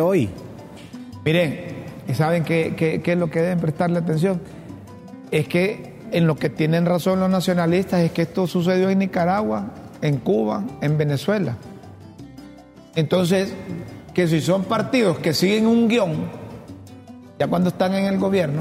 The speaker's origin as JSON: {"language": "Spanish", "region": "Choluteca", "country": "Honduras", "tie": "born or raised there", "said": "La mejor escuela que hay en Honduras, ¿sabes cuál es? La José Trinidad Cabañas, en Choluteca"}